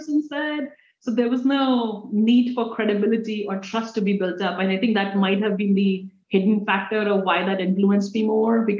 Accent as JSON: {"language": "English", "country": "India", "second_language": "English", "moved": "as an adult", "lives_now": "United States"}